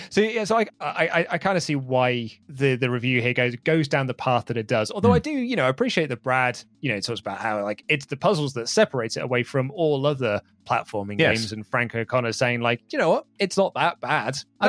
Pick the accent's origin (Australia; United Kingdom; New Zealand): United Kingdom; the British-born designers that we as British gamers just absolutely loved.